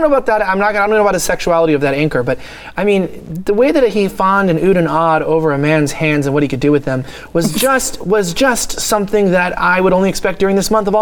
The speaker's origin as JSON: {"language": "English", "region": "California", "country": "United States", "moved": "yes", "lives_now": "Texas, United States", "said": "I'm a Californian that moved to Texas"}